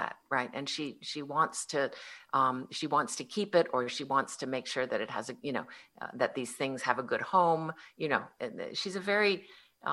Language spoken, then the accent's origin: English; Connecticut, United States; I grew up in Connecticut